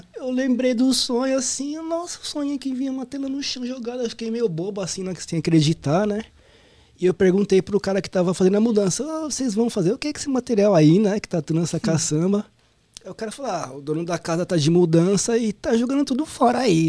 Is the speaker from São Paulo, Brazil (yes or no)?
yes; São Paulo, Brazil; Sou lá do Ipiranga. Ipiranga. Zona Sul ali, próximo do metrô Sacomã